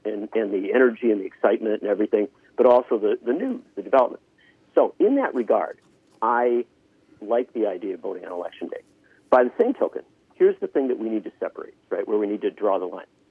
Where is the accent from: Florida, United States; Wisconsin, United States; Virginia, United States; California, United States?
Wisconsin, United States; Union Grove; I grew up in Union Grove, which when I was born was population 970